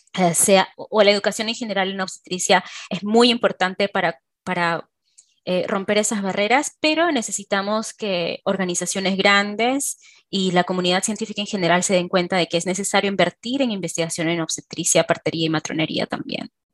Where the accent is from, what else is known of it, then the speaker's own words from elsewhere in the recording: Peru; moved away; como obstetra peruana. Yo he trabajado en Perú hace muchos años